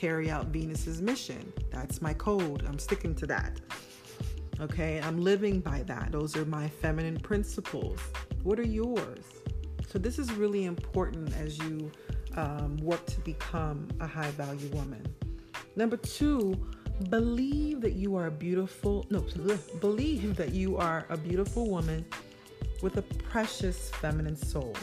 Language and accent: English; Nigeria; me being Nigerian